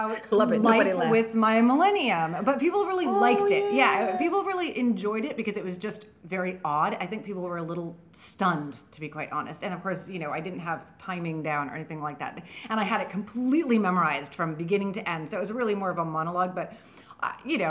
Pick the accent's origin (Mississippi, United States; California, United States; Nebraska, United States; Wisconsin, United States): California, United States; San Francisco; moved away as an adult; also born or lived in New Orleans; now in New York, United States; I'm from San Francisco.